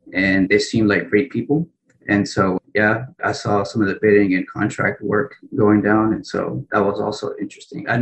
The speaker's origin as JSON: {"language": "English", "town": "Winnsboro", "region": "Texas", "country": "United States", "tie": "born or raised there", "also_born_or_lived": "Lima, Peru", "said": "Born in Lima, Peru, raised in Winsboro, Texas, which is by Tyler or Dallas"}